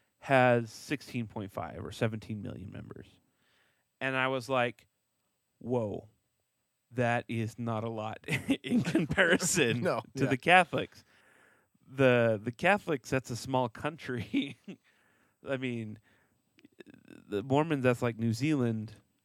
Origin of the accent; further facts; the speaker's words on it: Texas, United States; growing up in Texas, everyone was Baptist, but not everyone went to church on Sunday.